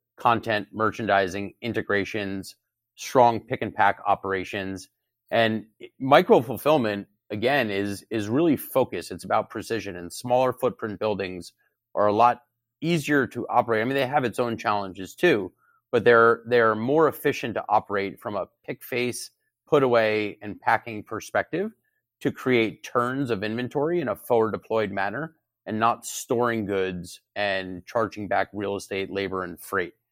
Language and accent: English; near Short Hills, New Jersey, United States; also born or lived in Syracuse, New York; I grew up in New Jersey, in North Jersey